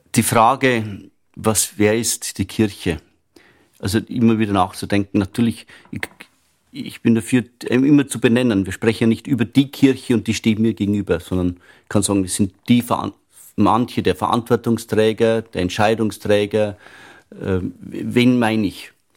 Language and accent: German; Upper Palatinate, Bavaria, Germany; moved away as an adult; now in Vienna, Austria; ich stamme aus der Oberpfalz, das ist der bayerische Wald nördlich von Regensburg. Ich bin aufgewachsen auf einem Bauernhof